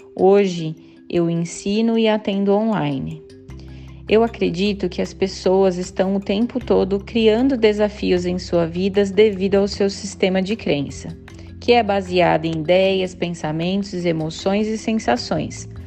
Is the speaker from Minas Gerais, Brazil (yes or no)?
no; Campinas, São Paulo, Brazil; moved away as an adult; now in Ireland; moro na Irlanda já há 8 anos e sou natural de Campinas